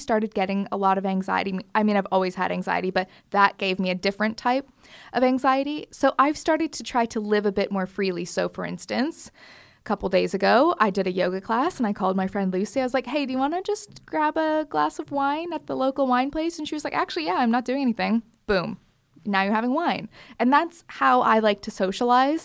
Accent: Canada; moved away; growing up in Canada, we used to just leave our front door wide open

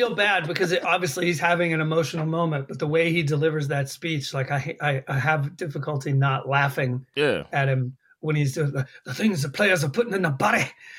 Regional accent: the South, United States; accent: Southern; moved away; When I drink, my Southern accent tends to come back.

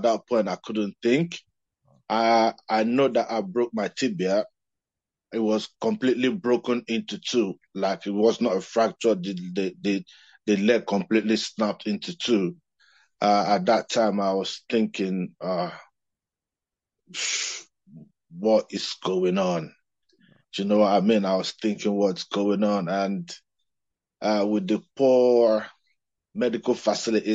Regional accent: Nigeria; I'm from Nigeria, of course, you know that. And growing up, we looked up to the players like Rashidi Yekini

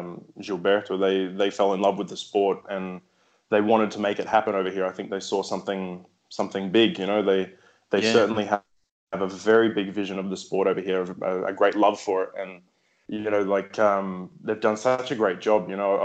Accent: São Lourenço, Minas Gerais, Brazil; the closest place for me to play rugby league is 4 hours from my hometown here in Brazil.

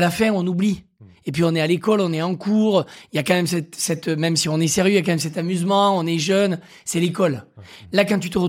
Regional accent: Occitania, France; je viens de l'Aveyron

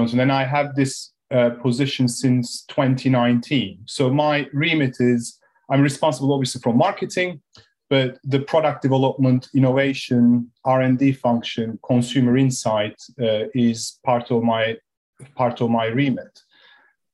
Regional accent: Turkey; moved away as an adult; also born or lived in United States / Belgium / Switzerland; now in United Kingdom; I was born and raised in Turkey

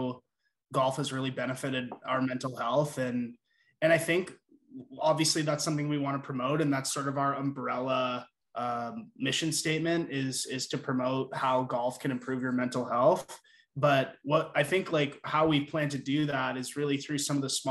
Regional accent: Burlington, Ontario, Canada; now in Toronto, Canada; we're all from Burlington, and Jens and I went to high school together

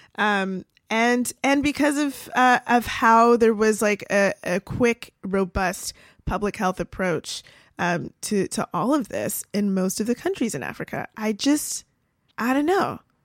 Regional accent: Canada; now in United States; I'm Canadian.

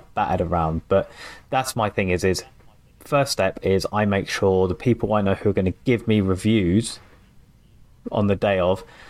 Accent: England, United Kingdom; obviously I'm English

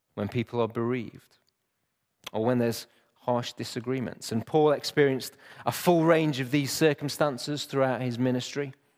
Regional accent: Chesterfield, East Midlands, United Kingdom; moved away; I grew up in Chesterfield

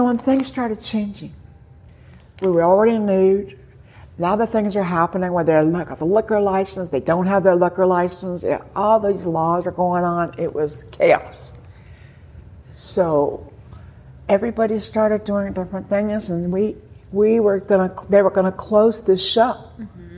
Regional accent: West Coast, United States; I grew up on the West Coast.

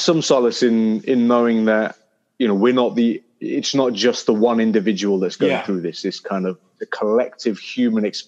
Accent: Leicester, East Midlands, United Kingdom; I grew up in a city called Leicester

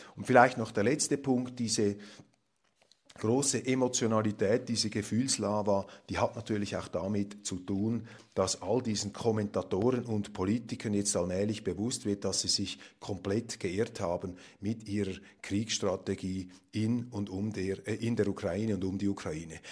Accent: Zurich, Switzerland; als Zürcher

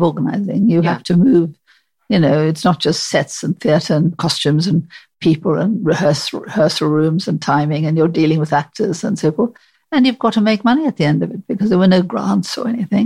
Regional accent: South Africa; moved away as an adult; now in United Kingdom; I came from South Africa

